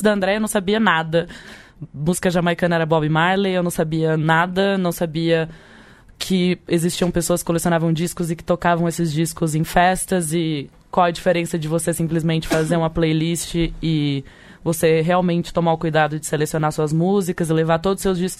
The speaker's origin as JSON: {"language": "Portuguese", "town": "Leme", "region": "São Paulo", "country": "Brazil", "said": "eu sou brasileira, lemense"}